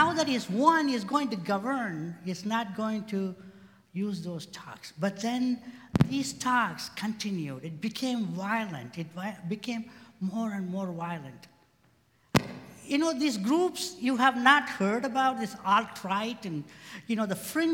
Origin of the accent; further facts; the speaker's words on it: India; moved away as an adult; also born or lived in Indiana, United States; now in United States; I came from India to Indiana to go to grad school. I was 20-something